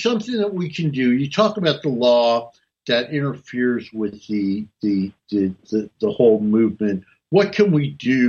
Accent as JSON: {"language": "English", "region": "North New Jersey", "country": "United States", "tie": "born or raised there", "said": "I was raised in North New Jersey"}